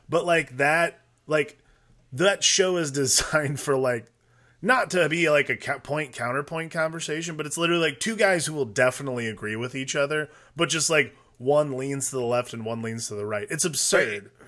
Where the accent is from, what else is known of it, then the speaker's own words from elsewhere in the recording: Midwest, United States; also born or lived in Noblesville, Indiana; growing up in the Midwest